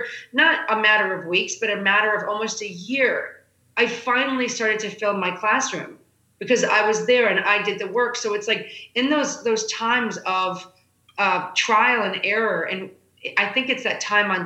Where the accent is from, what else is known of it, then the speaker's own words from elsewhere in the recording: Chicago, Illinois, United States; moved away; I'm a middle kid out of Chicago